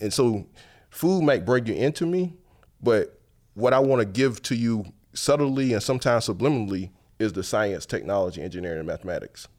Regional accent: Paxville, South Carolina, United States; moved away as an adult; now in New Orleans, United States; I grew up in Paxville, to be exact

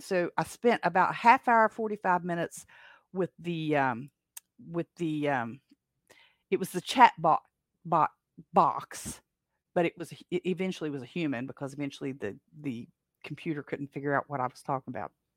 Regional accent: Appalachia, United States; I am from the Appalachians

